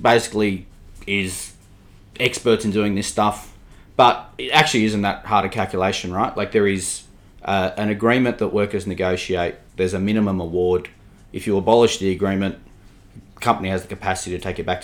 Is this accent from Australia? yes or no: yes; Sydney, New South Wales, Australia; I grew up in a suburb that many people will not have heard of, in Cherrybrook in Sydney, which is the northwest suburbs.